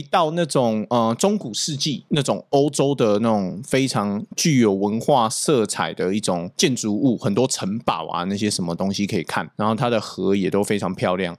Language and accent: Chinese; Taiwan; also born or lived in North America; 我们的视台湾人